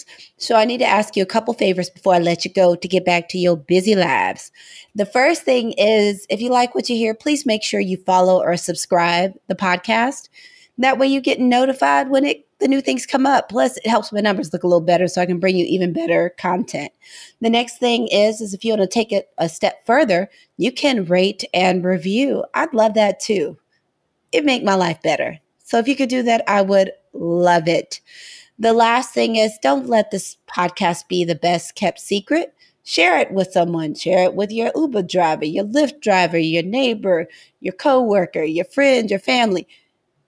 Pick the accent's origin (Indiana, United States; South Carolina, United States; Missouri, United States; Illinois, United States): Missouri, United States; St. Louis; We're both from St. Louis, but we didn't know each other in St. Louis